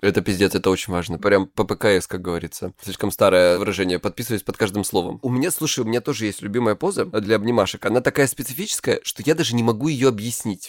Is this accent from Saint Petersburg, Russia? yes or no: no; Krasnodar Krai, Russia; я с Кубани